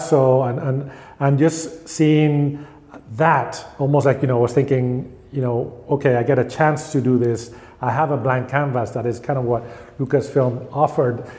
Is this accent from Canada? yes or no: no; Spain; I felt I grew up in Spain